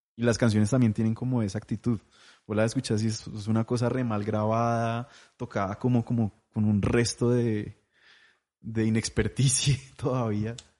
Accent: Popayán, Cauca, Colombia; now in Bogotá, Colombia; yo crecí en Popayán

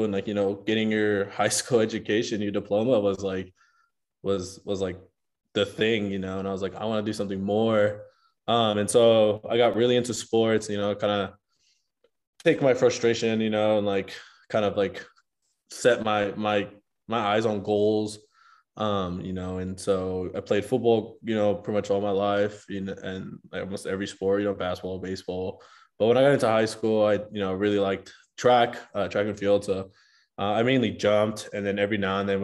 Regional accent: Compton, California, United States; first language Spanish; English is a second language; moved away as an adult; also born or lived in Los Angeles, California; now in Utah, United States; I grew up in Compton up until I was in eighth grade

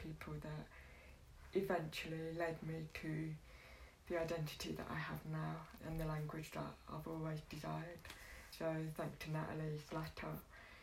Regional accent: London, United Kingdom; I grew up in East London, Poplar area, Tower Hamlets, through the 80s

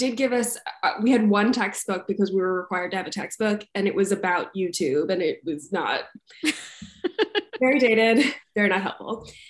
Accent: Montgomery Village, Maryland, United States; moved away as an adult; now in Los Angeles, United States; I grew up in Montgomery, Maryland, just outside DC.

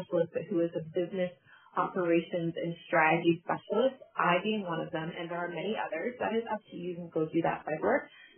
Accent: Canada; I identify as Black Canadian. I also identify as multiracial Canadian because it's my lived experience

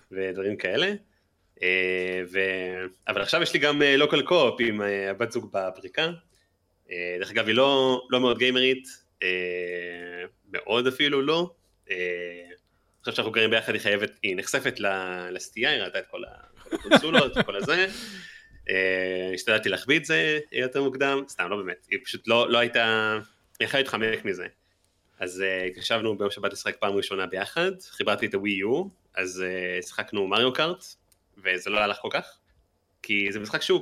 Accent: Jerusalem, Jerusalem District, Israel; moved away; אני גם ירושלמי במקור

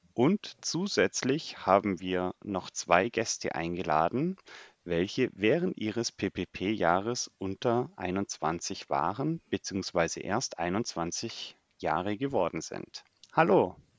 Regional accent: Germany; also born or lived in United States; bei uns in Deutschland

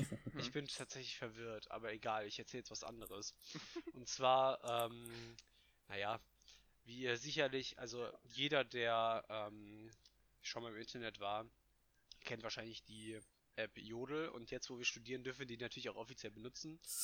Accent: Hesse, Germany

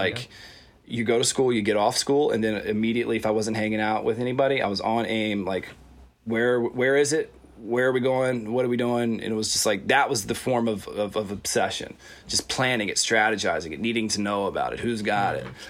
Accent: Virginia, United States; growing up in Virginia

